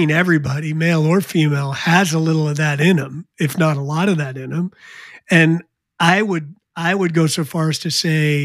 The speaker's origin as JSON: {"language": "English", "region": "New Jersey", "country": "United States", "tie": "born or raised there", "said": "when I was a kid, I grew up in New Jersey"}